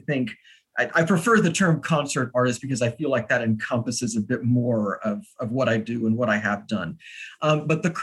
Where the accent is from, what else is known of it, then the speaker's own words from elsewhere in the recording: Austin, Texas, United States; moved away as an adult; now in New York, United States; I am originally from Austin, Texas. I will always be from Texas